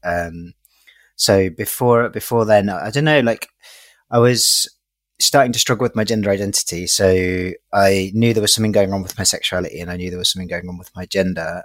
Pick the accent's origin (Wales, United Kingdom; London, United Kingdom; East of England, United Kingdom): London, United Kingdom; I grew up in East London, in Hackney